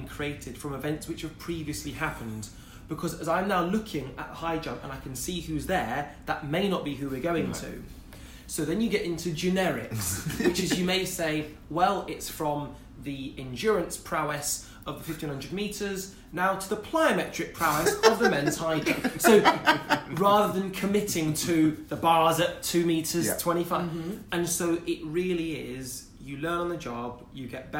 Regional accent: Wolverhampton, West Midlands, United Kingdom; moved away; also born or lived in Loughborough; I'm a boy from Wolverhampton, single parent family.

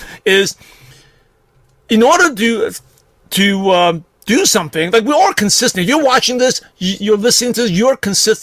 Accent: New York City, New York, United States; growing up in Brooklyn, New York

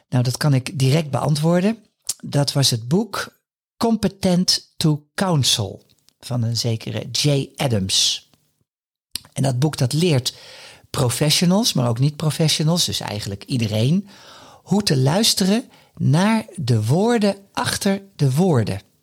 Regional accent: Haarlem, North Holland, Netherlands; Haarlem is mijn geboorteplaats

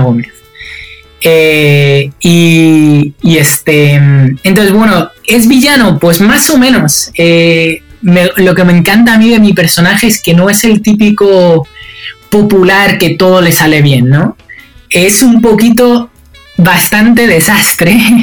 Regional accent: Spain; moved away; desde que yo salí de España

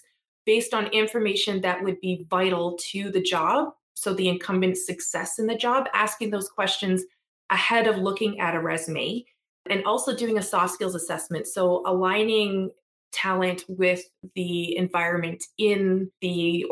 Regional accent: Treaty 6 and Treaty 8 territories, Alberta, Canada; also born or lived in Edmonton, Canada; I am proudly from Treaty 6 and Treaty 8 territories, and I currently live in Beaver Hills House, which is also known as Edmonton.

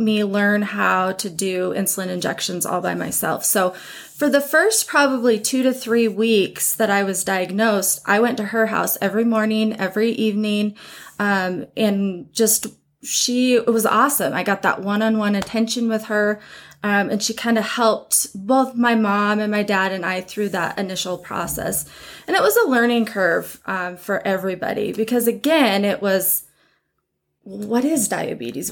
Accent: Butte, Montana, United States; growing up in Montana, small towns

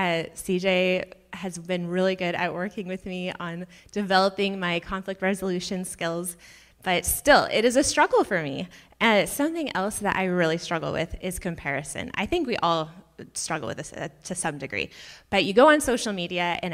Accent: Auburn, United States; I grew up in Auburn, so not that far down the road, like 45 minutes

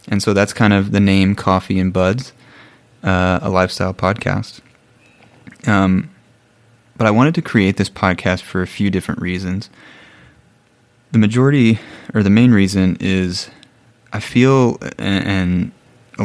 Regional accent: Bloomington, Illinois, United States; moved away as an adult; also born or lived in Nairobi, Kenya; now in Ecuador; I am originally from Bloomington, Illinois, which is in the Midwest, in the United States

